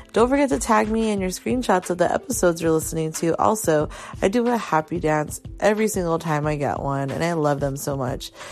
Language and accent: English; Carson, California, United States; now in Orange County, United States; I'm from the Carson area